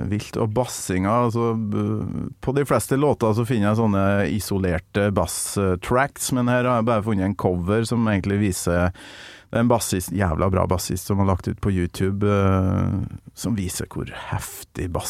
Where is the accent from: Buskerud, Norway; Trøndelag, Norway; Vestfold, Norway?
Vestfold, Norway; Tønsberg; Tønsberg. Fra Tønsberg, ja.